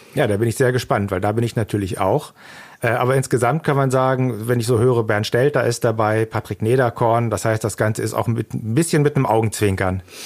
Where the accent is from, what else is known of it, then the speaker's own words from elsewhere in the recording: Germany; first language German; als Deutscher